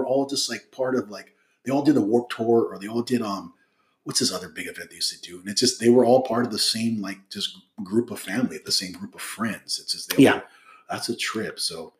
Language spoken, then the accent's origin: English; Hacienda Heights, California, United States; I grew up in San Gabriel Valley. Uh-huh. In Hacienda Heights, La Puente area.